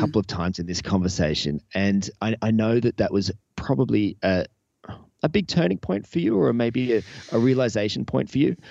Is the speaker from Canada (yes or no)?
no; Newcastle, New South Wales, Australia; my hometown here of Newcastle